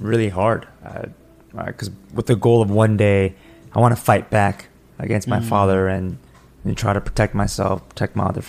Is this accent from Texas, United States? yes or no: no; Clifton, New Jersey, United States; I grew up in Clifton.